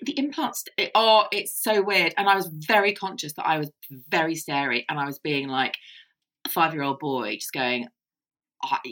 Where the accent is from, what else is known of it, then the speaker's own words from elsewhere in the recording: Ireland; I'm Irish.